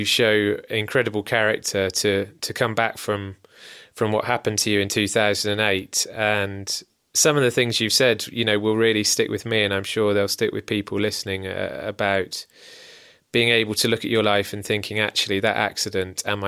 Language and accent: English; Northern Ireland, United Kingdom; I was born in Northern Ireland, and my mum's family were all from the Republic of Ireland